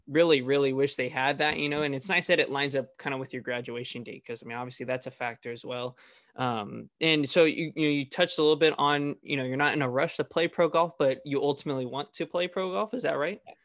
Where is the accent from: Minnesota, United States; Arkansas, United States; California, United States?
California, United States; Fresno; I'm actually from Fresno area